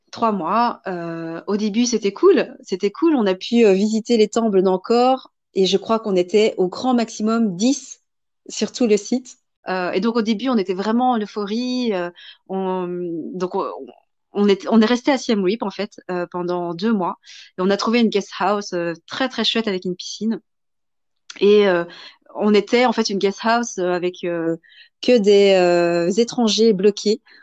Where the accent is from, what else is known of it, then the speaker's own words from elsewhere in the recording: Belgium; also born or lived in Vietnam; moi étant belge